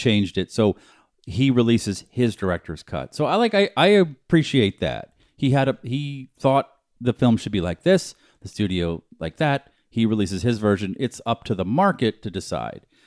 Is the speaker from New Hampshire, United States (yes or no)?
yes; New Hampshire, United States; When I grew up in New Hampshire